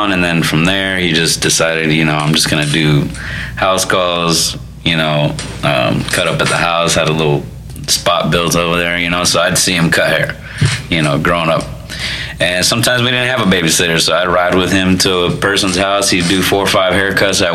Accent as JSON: {"language": "English", "region": "Florida", "country": "United States", "tie": "born or raised there", "also_born_or_lived": "Chicago, Illinois / Cicero, Illinois"}